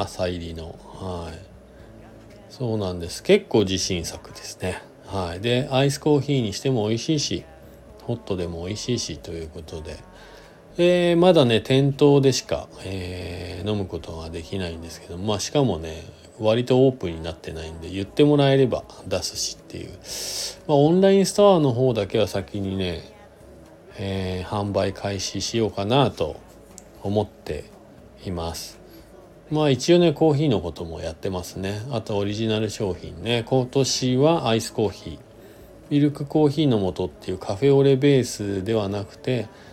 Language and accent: Japanese; Shizuoka, Japan; now in Hakuba, Japan; 自分が生まれ育ったなたった静岡県